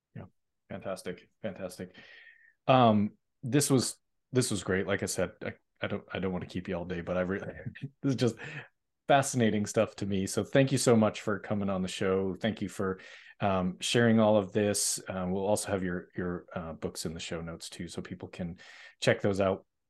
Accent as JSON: {"language": "English", "town": "Boston", "region": "Massachusetts", "country": "United States", "said": "I'm from Boston, Massachusetts"}